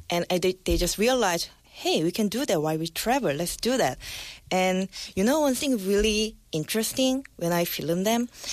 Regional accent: South Korea; now I'm back to my home country

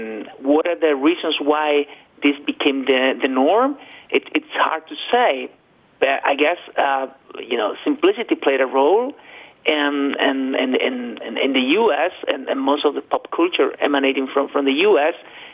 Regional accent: Spain; When I was a teenager, it was impossible for me to watch an movie in its original language here in my hometown in Spain.

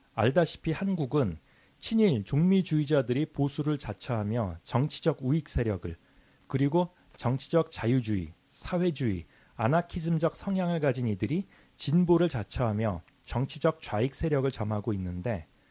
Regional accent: South Korea

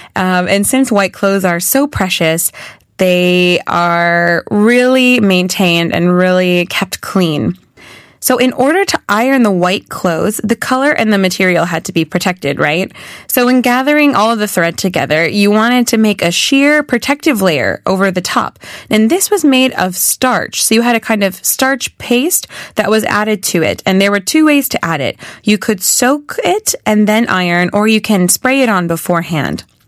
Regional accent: United States; now in South Korea; since I'm American, I'm used to living with a clothing dryer. So coming to Korea

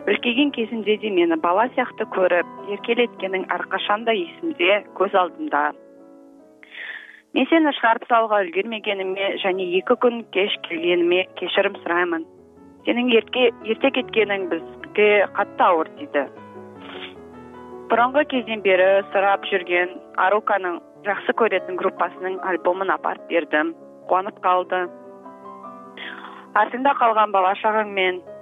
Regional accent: Almaty, Kazakhstan; Korean is a second language; now in South Korea; 저 고향은 카자흐스탄 나라이고

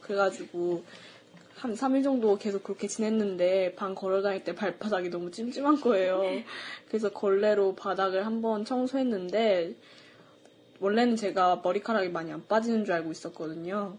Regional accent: Daejeon, South Korea; moved away; 대전에서 온

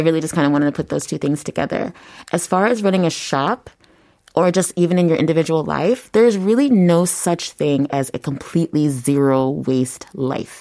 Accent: United States; moved away as an adult; also born or lived in Bundang, South Korea / Yongsan, South Korea; now in Seoul, South Korea; I'm from the United States.

